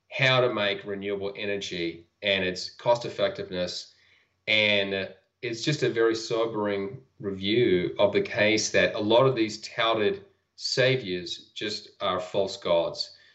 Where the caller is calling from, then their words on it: Utah, United States; I'm calling in from Utah in the United States.